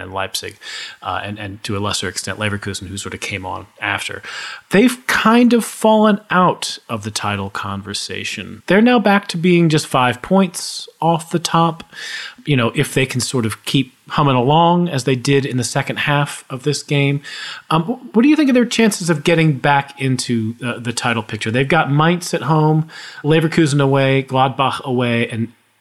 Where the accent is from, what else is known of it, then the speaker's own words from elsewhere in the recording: United States; as an American